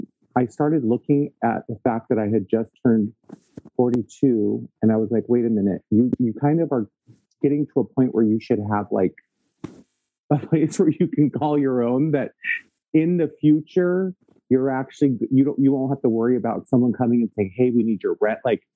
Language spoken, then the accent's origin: English; Victorville, California, United States; now in Fontana, United States; I grew up in Victorville.